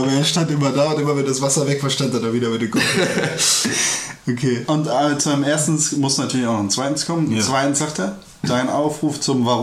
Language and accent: German; Turkey; Ja, ich bin ja Türke. Also ich war mal.